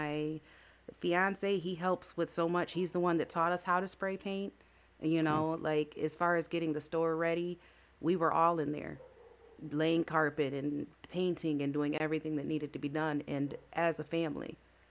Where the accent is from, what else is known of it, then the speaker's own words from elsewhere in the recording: Lansing, Michigan, United States; Yeah, born and raised.